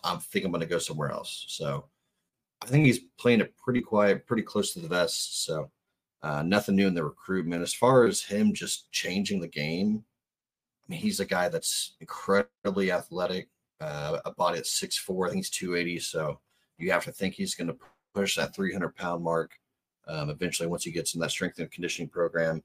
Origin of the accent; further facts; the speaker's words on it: Edmond, Oklahoma, United States; Edmond, Oklahoma, my hometown